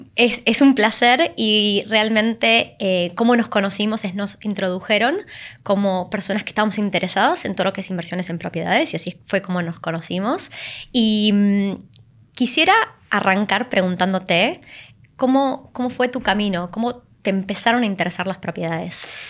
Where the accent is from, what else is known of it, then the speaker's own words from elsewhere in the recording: Argentina; viniendo de un país como Argentina